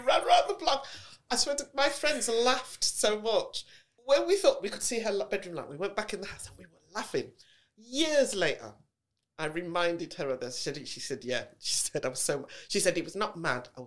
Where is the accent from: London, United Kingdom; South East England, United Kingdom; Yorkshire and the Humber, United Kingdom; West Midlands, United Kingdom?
West Midlands, United Kingdom; Birmingham; accent: Brummie; I was born and raised. We used to live in Ladywood